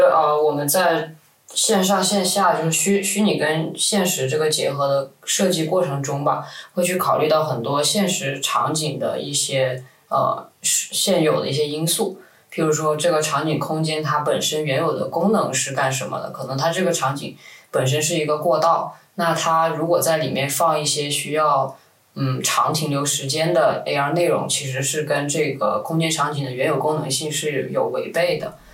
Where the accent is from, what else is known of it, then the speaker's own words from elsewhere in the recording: Guangzhou, Guangdong, China; moved away as an adult; also born or lived in New York; 我是广州这边长大的